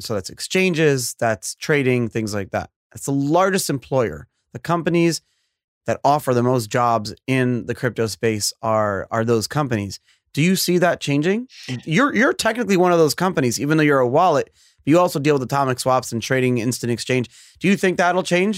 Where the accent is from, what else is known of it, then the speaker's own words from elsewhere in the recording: New York, United States; I was born and raised in New York